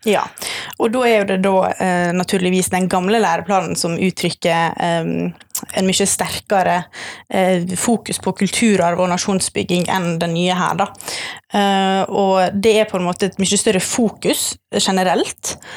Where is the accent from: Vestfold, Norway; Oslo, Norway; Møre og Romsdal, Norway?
Møre og Romsdal, Norway; Sunnmøre; now in Bergen, Norway; jeg er sunnmøring, eh, men jeg har bodd i Bergen siden 2014 ca.